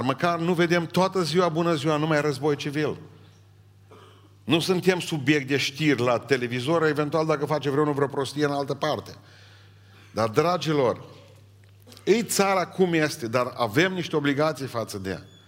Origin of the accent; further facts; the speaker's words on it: Romania; m-am născut în România și nu m-am născut în Africa